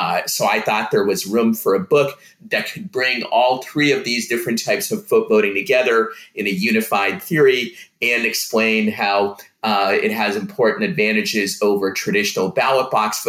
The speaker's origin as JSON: {"language": "English", "country": "Russia", "second_language": "English", "moved": "yes", "lives_now": "United States", "said": "One that will jump out to most people is that I'm an immigrant myself. I'm from the Soviet Union, so I personally experienced the enormous benefits of foot voting"}